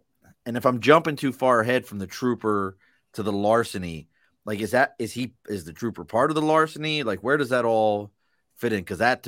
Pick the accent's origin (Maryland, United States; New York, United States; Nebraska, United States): Maryland, United States; Baltimore; I'm a kid from East Baltimore